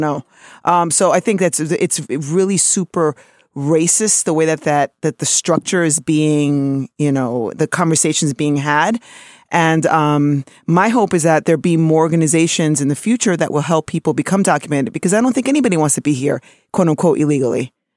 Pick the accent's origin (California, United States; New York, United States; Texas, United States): New York, United States; New York City; being born in New York City and of being an American